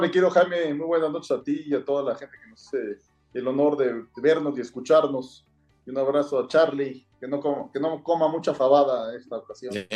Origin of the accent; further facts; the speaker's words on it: Mexico; hay que quedarnos como mexicanos